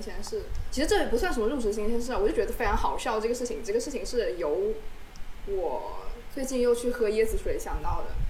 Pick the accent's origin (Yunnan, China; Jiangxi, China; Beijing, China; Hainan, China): Hainan, China; moved away; 一个海南人